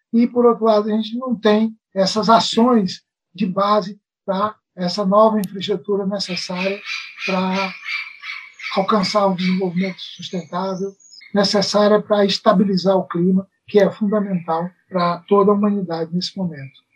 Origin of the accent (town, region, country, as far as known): Brazil